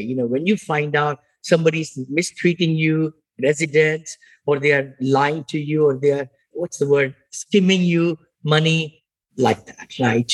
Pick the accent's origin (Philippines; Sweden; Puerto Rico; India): India; moved away as an adult; also born or lived in Washington D.C.; now in United States; I'm from India originally. I grew up there.